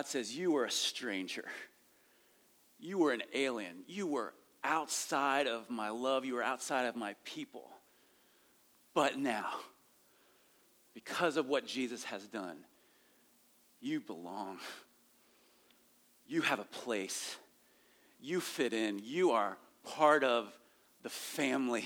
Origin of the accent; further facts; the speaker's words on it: rural Ohio, United States; I grew up in rural Ohio